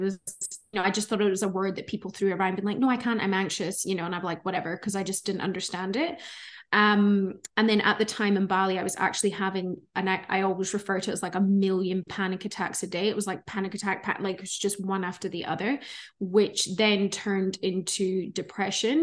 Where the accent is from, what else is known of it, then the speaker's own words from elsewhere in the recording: Scotland, United Kingdom; moved away as an adult; also born or lived in Melbourne, Australia; now in Gold Coast, Australia; you guys might hear an accent. So I'm originally from Scotland, um, but I've been living in Australia for thirteen years now.